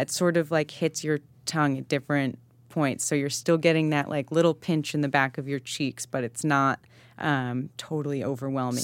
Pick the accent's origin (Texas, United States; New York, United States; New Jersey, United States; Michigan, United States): New York, United States; Shelter Island; I grew up on Shelter Island